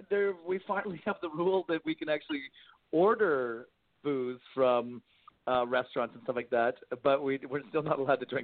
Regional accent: Canada; I'm the Canadian girl

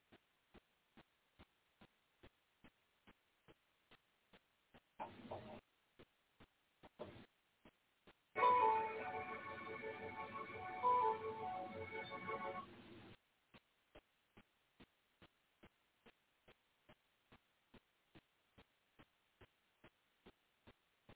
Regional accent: Chicago, Illinois, United States; moved away; I do got a little, you know, situation in Chicago. You know, I'm going to go visit my hometown

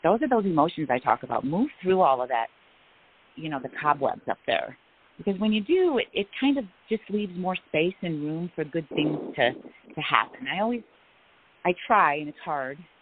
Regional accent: Illinois, United States; moved away as an adult; also born or lived in Texas / Seattle; now in Phoenix, United States; I was born in Illinois

